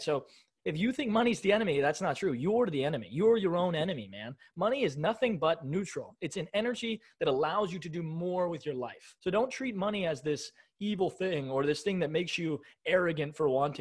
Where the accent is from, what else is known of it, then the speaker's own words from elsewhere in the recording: United States; I was born in America in 1998, but in the 21st century is where I live, right? In America